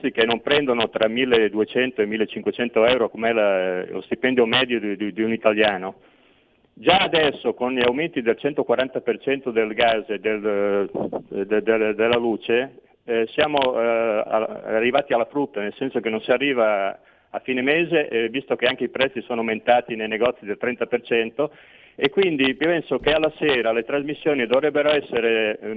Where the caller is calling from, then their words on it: Veneto, Italy; pronto, ciao, senti … da Veneto.